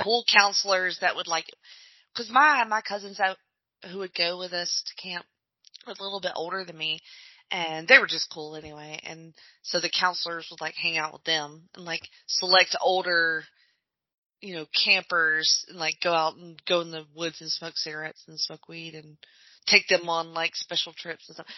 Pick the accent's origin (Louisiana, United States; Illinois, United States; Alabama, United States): Alabama, United States; I grew up in Alabama